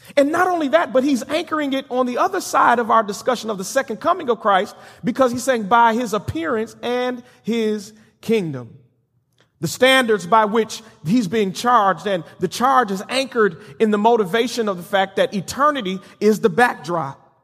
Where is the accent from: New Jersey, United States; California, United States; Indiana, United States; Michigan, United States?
Michigan, United States; Benton Harbor; moved away; a very prominent and strong Baptist church back in my hometown of Benton Harbor, Michigan